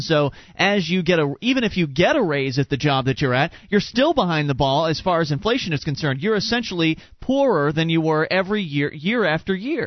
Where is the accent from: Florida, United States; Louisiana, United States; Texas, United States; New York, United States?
Florida, United States; Sarasota; moved away; we come from Sarasota, Florida, where the the housing market's pretty crazy